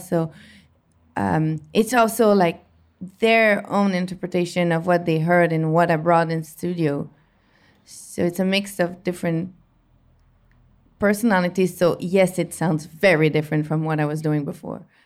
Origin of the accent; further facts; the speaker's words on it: Montreal, Quebec, Canada; it was in my hometown Montreal